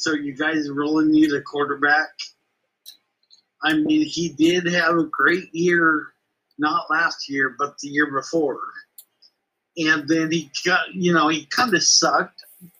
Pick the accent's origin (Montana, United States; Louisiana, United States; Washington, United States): Washington, United States; Arlington; I was born in Arlington, Washington.